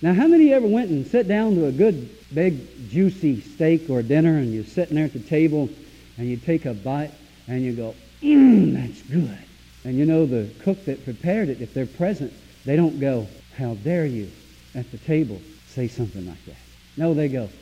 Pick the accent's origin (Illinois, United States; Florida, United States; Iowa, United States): Florida, United States; Zephyrhills; I come from Zephyr Hills, Florida, down next to Lakeland.